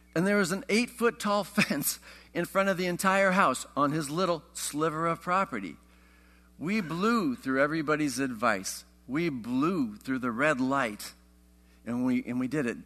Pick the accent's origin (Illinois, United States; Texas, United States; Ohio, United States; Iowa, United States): Iowa, United States; I grew up in Iowa